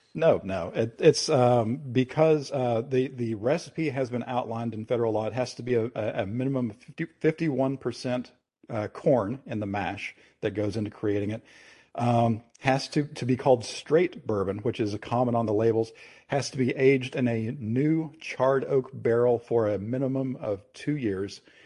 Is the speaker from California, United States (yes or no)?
no; Kentucky, United States; my home state, which is Kentucky in the United States